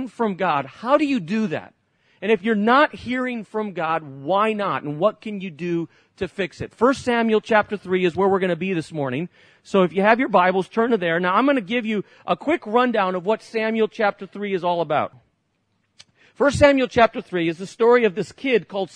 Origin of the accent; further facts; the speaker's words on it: Barcelona, Catalonia, Spain; moved away; I grew up in Spain, many of you know that, and lived in Barcelona, right at the tip of Spain where the Olympics were